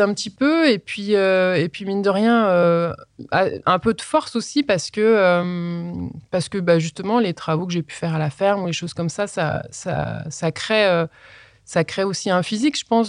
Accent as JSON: {"language": "French", "town": "Colombe", "region": "Auvergne-Rhône-Alpes", "country": "France", "tie": "born or raised there", "also_born_or_lived": "Voiron", "said": "je suis né à Voiron et j'ai grandi dans un petit village qui s'appelle Colombe."}